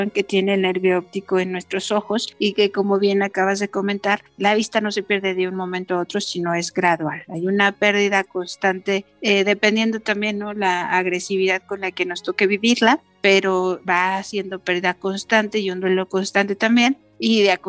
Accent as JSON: {"language": "Spanish", "region": "Mexico City", "country": "Mexico", "tie": "born there", "also_born_or_lived": "Moscow / Kyiv", "said": "bueno, pues nací en la Ciudad de México, estudié música en el Conservatorio Nacional de Música, después tuve la gran oportunidad de irme a la ex Unión Soviética, allá estudié un tiempo en Moscú y y luego en Kiev"}